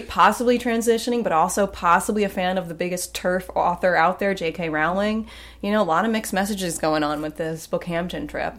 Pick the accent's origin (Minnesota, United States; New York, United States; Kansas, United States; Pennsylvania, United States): New York, United States; the Hamptons; moved away; I grew up in the Hamptons, again, not the rich.